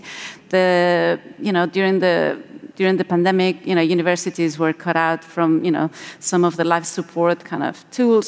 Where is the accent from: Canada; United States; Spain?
Spain; moved away; I'm, I'm originally from Spain